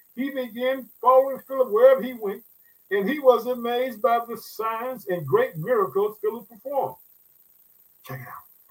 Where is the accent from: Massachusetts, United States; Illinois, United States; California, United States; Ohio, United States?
Illinois, United States; in the state of Illinois. Guess what? That's my home state. I reside in the city of Chicago.